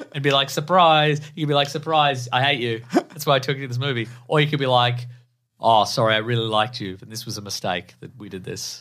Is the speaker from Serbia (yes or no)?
no; Australia; in Australia we're a half flush nation